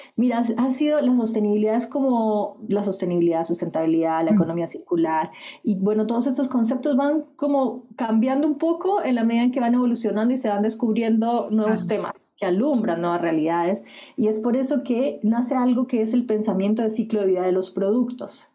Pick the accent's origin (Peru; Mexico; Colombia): Colombia; moved away as an adult; now in Chile; Soy colombiana, como mencionaste. Llegué hace 10 años a Chile, por tanto ahora soy chilombiana.